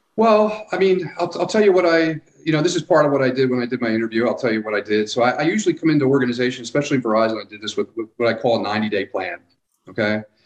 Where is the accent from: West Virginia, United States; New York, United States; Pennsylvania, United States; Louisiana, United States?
Pennsylvania, United States; Philadelphia; moved away as an adult; also born or lived in New Jersey / California / the Carolinas; now in Hot Springs Village, United States; I was born in Philadelphia